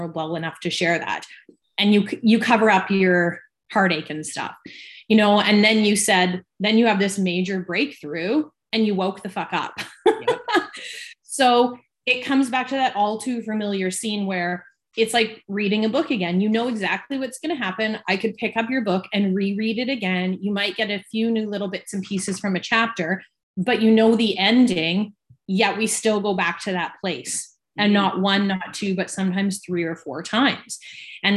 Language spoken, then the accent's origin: English; Victoria, British Columbia, Canada; I was born and raised in Victoria, BC, and I've lived here my whole life.